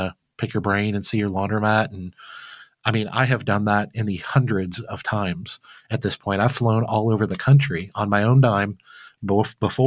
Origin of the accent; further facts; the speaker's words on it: Flint, Michigan, United States; I grew up very poor in Flint, Michigan as a young kid